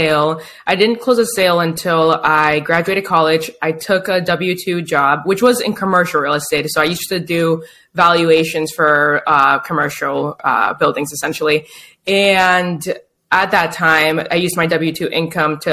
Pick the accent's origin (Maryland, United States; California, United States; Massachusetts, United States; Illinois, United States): Massachusetts, United States; Boston; now in Chelsea, United States; I'm from Boston, Mass. I actually live in Chelsea now, which is right next to Boston